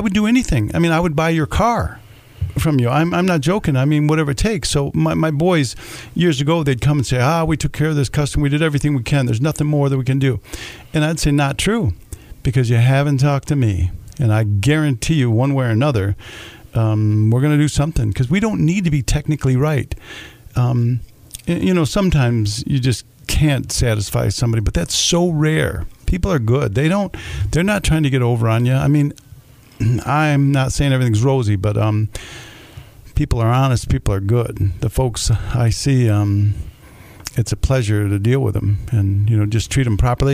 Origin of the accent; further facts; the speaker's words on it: Jackson, Michigan, United States; I grew up over there on Waterloo Street, right down the street, you know, until I was 12, before we moved out to Vandercook